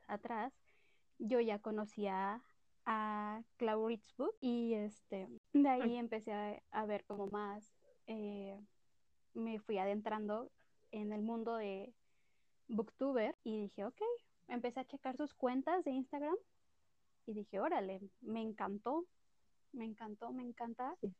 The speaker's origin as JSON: {"language": "Spanish", "town": "Cuernavaca", "region": "Morelos", "country": "Mexico", "said": "Soy de Cuernavaca, Morelos y tengo orgullosamente 25 años"}